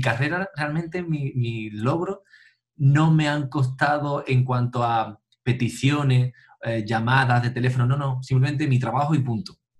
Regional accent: Tarifa, Andalusia, Spain; nací en, en Tarifa y, bueno, aquí de pequeño, pues, em, eh, mis padres me apuntaron a, a clases de solfeo, a, a la banda municipal de aquí de, del pueblo

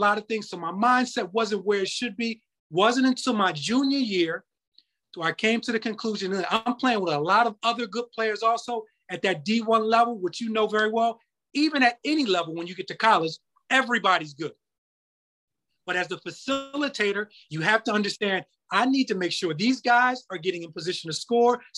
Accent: Philadelphia, Pennsylvania, United States; I'm from Philly

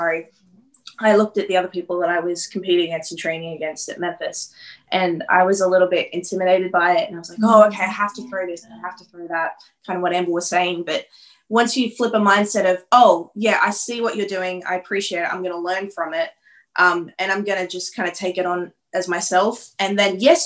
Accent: Toowoomba, Queensland, Australia; moved away; I love my hometown, Toowoomba Reppin. God bless. Or Hickville, Australia.

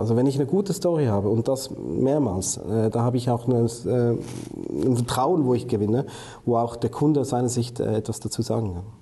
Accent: Switzerland

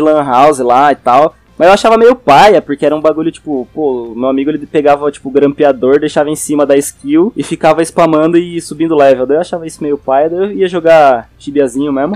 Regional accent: Araraquara, São Paulo, Brazil; accent: interior paulista R, mixed with paulistano; moved away as an adult; also born or lived in Jundiaí / Itapetininga; now in São Paulo, Brazil; eu tenho o R de Piracicaba e de Araraquara, que é esse R do, do interiorzão

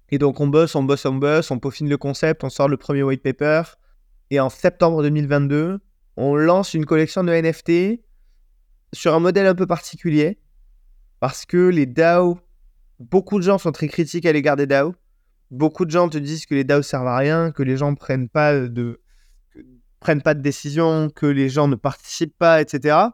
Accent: Marseille, Provence-Alpes-Côte d'Azur, France; Moi, je suis Marseillais, j'achète un maillot de l'OM.

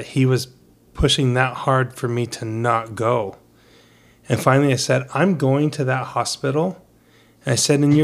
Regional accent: United States; also born or lived in Brazil; I'm a kid from America

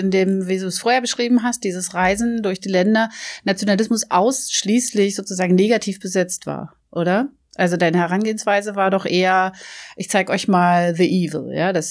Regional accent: Norway; wie die da in Norwegen, also das, wo ich herkomme, das hat es irgendwie doch eine ganz, ganz propere Lösung

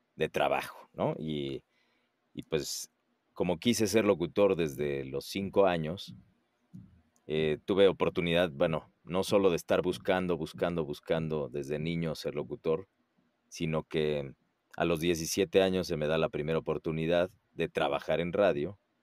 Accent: Puebla, Mexico; moved away as an adult; now in Mexico City, Mexico; Yo soy, eh, bueno, poblano de nacimiento, que es una ciudad que está a dos horas de la Ciudad de México. Ahí nací, ahí crecí

